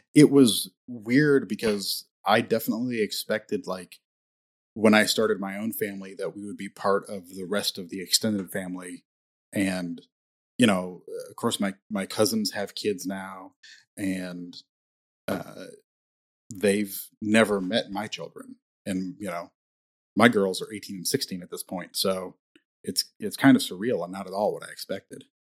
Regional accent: Indiana, United States; I grew up in Indiana

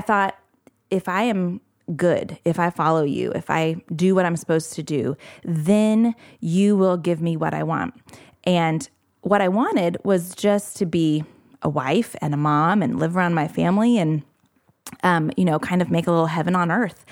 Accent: Indianapolis, Indiana, United States; moved away as an adult; now in Morehead, Kentucky, United States; I grew up in the Indianapolis area

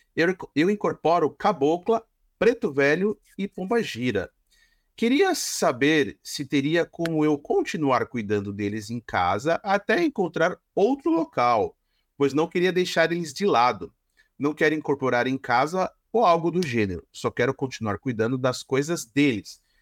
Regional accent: São Caetano do Sul, São Paulo, Brazil; eu vim do tá... reinado de São Caetano do Sul

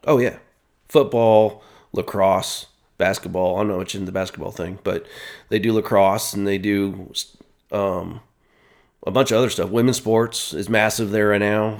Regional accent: Worthington, Ohio, United States; moved away as an adult; also born or lived in Westerville, Ohio / Virginia; I was on the outskirts, northern Columbus, Worthington

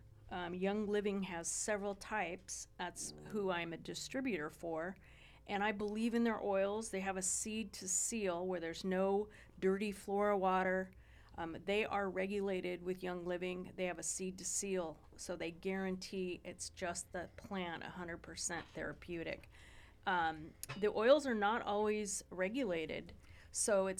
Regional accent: Ojai, California, United States; I grew up in Ojai, a lot of hippies there

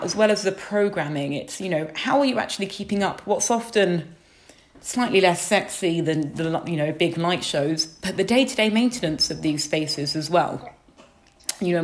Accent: United Kingdom; I grew up just outside London

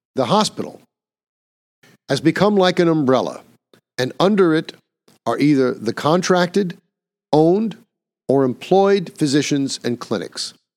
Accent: New York, United States; my home state of New York

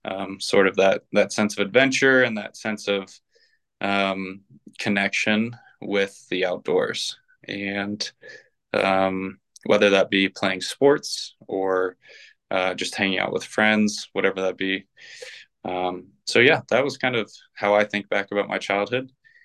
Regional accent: Ohio, United States; also born or lived in Indianapolis / Colorado / Texas; I was born in Indianapolis, moved to Colorado, then to Texas, and then to Ohio. Moved a bunch in Ohio, but ultimately ended up spending most of my youth in Ohio.

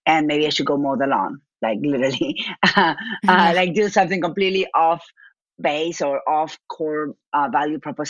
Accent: Argentina; accent: Argentine; moved away as an adult; now in United States; My accent is from Argentina.

